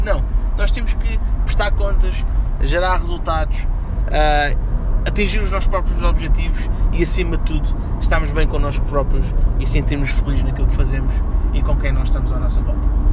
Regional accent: Portugal; nós, enquanto portugueses

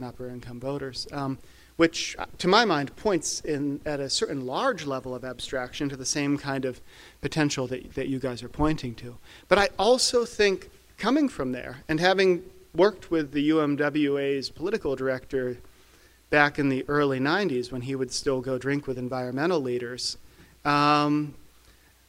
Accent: West Virginia, United States; I grew up in West Virginia

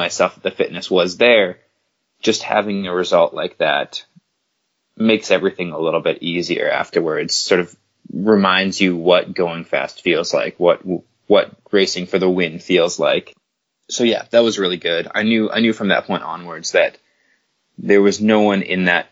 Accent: Canada; as a Canadian

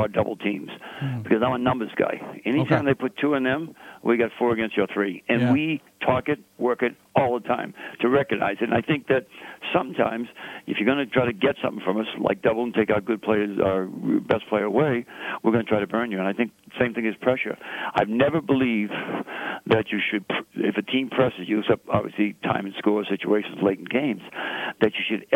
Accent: Boston, Massachusetts, United States; accent: Bostonian; I'm a Boston Irishman. Occasionally we have people who think that I talk quick, which I do, and they think that my Bostonian accent, I say car and wicked

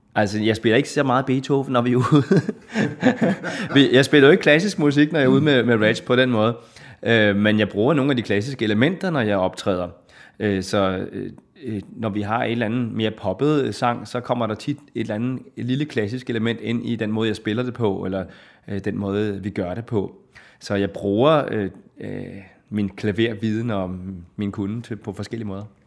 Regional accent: Hillerød, Capital Region of Denmark, Denmark; also born or lived in Copenhagen; Jeg er født i København og opvokset i Hillerød

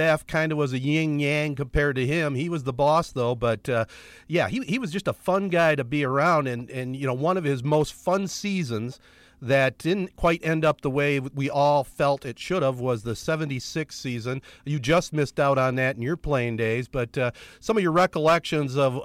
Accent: Corunna, Michigan, United States; we grew up in Corunna in the 60s

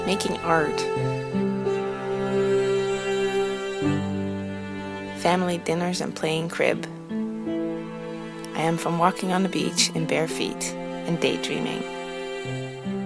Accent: Netherlands; also born or lived in Tofino, Canada / Cortes Island, Canada; now in Victoria, Canada; I am from the Netherlands where I was born and my family still lives

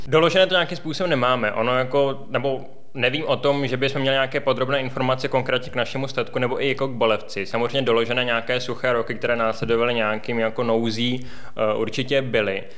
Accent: Plzeň, Plzeň Region, Czechia; jsem rodilý Plzeňan

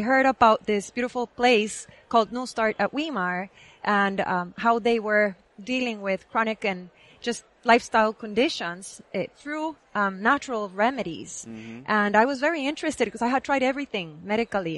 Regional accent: Guatemala; moved away as an adult; now in United States; I was born and raised in Guatemala

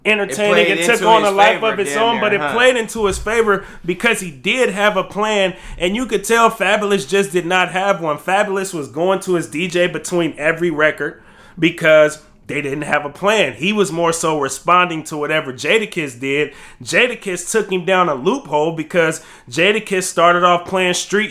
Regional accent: West Coast, United States; I'm from the West Coast

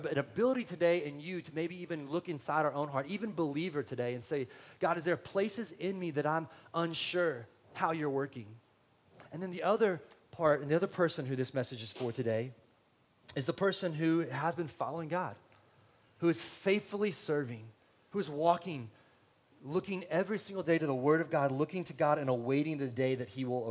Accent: San Antonio, Texas, United States; now in Austin, United States; I'm from San Antonio

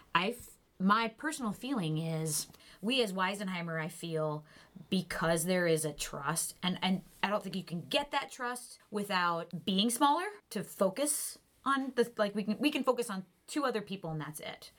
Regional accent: Dubuque, Iowa, United States; because I grew up in Dubuque

